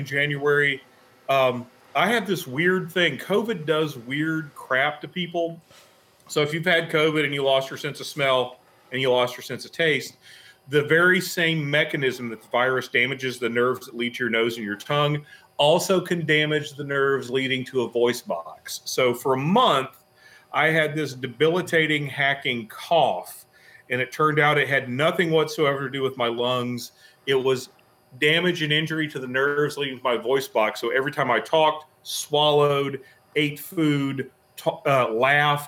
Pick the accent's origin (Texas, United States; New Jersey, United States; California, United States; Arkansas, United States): Arkansas, United States; I'm from Arkansas